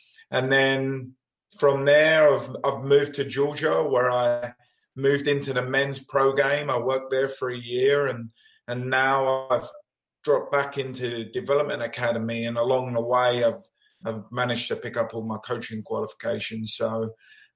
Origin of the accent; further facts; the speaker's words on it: London, United Kingdom; moved away as an adult; now in United States; I'm obviously from London, England